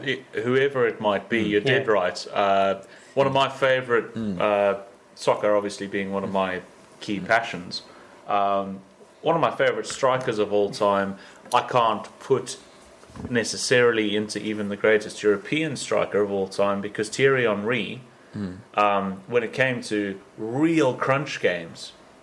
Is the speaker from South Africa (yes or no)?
yes; South Africa; as a South African, Jack Callis comes to mind